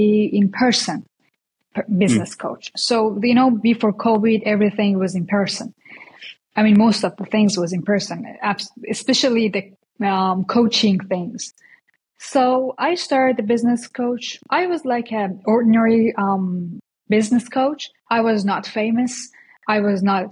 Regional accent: Iran; moved away as an adult; now in United States; I came from Iran. I'm Persian actually. So I just came to US like 7 months ago, but I used to live there

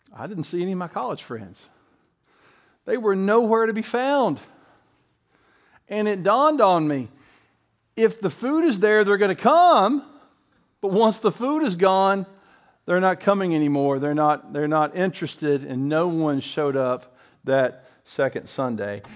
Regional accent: Bristol, Tennessee, United States; I went to King College in Bristol, Tennessee, and Bristol was my hometown

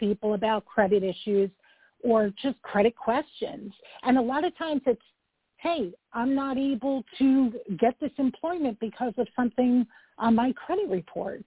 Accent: New York, United States; I'm a New Yorker

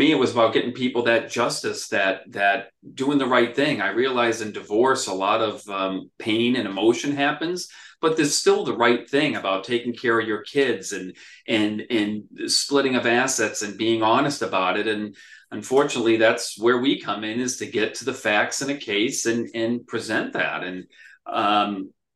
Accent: Worcester, Massachusetts, United States; also born or lived in England; I was born and raised in Worcester, grew up pretty poor

